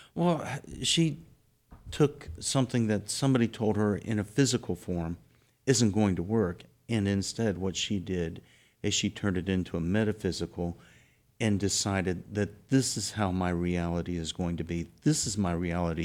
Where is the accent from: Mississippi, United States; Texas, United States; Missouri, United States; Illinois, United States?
Texas, United States; South; I'm from South Texas